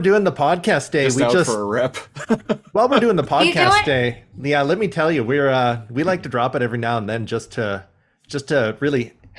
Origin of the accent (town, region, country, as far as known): Canada; accent: Canadian